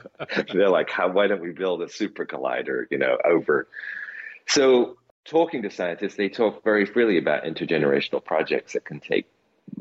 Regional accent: United Kingdom; as a British person

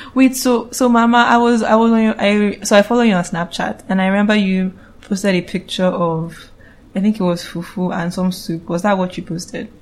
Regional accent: Calabar, Cross River, Nigeria; I'm from Cross River State, Calabar, to be precise.

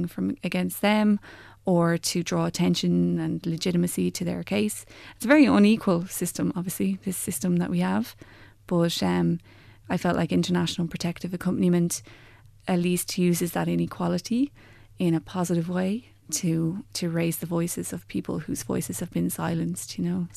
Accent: County Wicklow, Ireland; also born or lived in Maynooth / Dublin; I'm from County Wicklow, and I grew up there

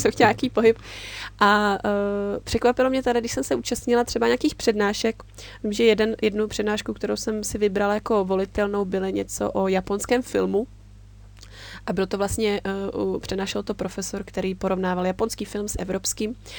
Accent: Czechia; moved away as an adult; also born or lived in Japan; Já jsem tam přijela jako takový ten typický Čech

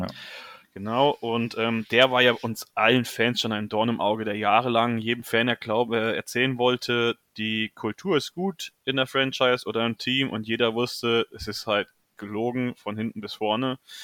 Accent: near Marburg, Hesse, Germany; Komme aus der Nähe Marburg

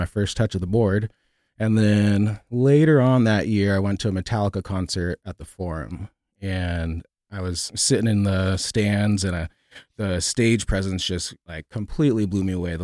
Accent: San Jose, California, United States; moved away as an adult; also born or lived in Los Angeles, California; I was born in San Jose, California.

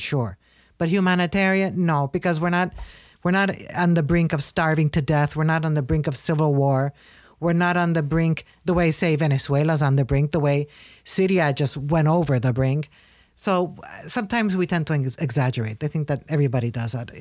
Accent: Puerto Rico; Puerto Rico is part of the United States. We are American citizens by our birthright

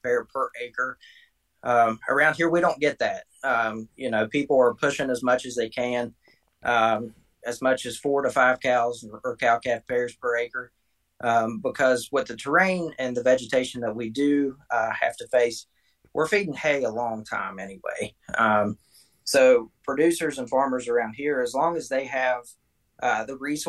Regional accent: Milton, West Virginia, United States; I'm from Milton, West Virginia. It's actually in the southwestern part of the state

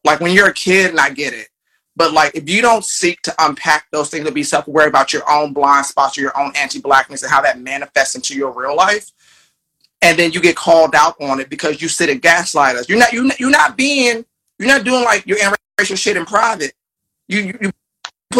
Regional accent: Largo, Maryland, United States; I grew up in Largo, Maryland, black enclave, mostly black people

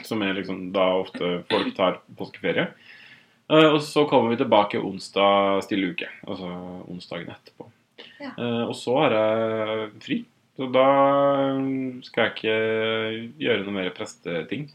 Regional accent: Otrøya, Møre og Romsdal, Norway; moved away as an adult; now in Oslo, Norway; jeg har jo vært en del hjemme på Otrøya

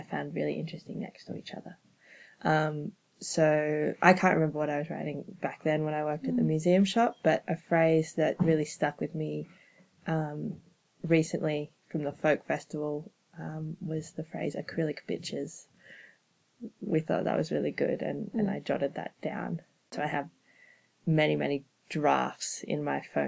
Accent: Canberra, Australian Capital Territory, Australia; I'm from Canberra

